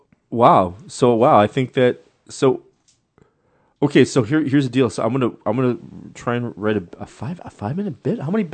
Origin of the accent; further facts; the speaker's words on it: Canada; because I'm Canadian. I'm not Irish. My, I have Scottish Irish, but from my grandmother's side, but my mother was Welsh, and my grandmother was English